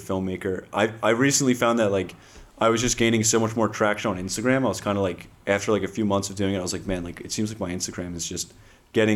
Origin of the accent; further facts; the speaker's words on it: Garden Valley, United States; a lot of people from my hometown